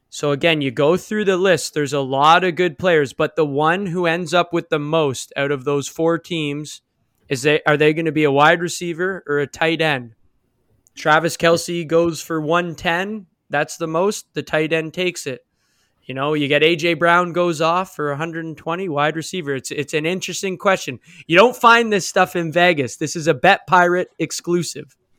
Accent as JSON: {"language": "English", "country": "Canada", "said": "we're from Canada"}